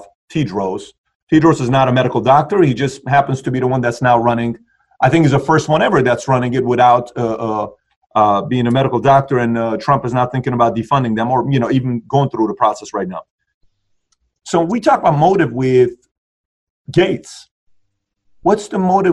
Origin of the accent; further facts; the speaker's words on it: Iran; moved away; I'm from Iran